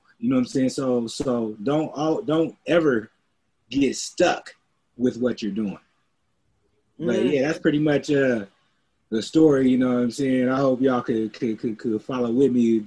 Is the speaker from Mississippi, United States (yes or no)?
no; Seattle, Washington, United States; also born or lived in Los Angeles, California; I grew up out here, man, since I was like two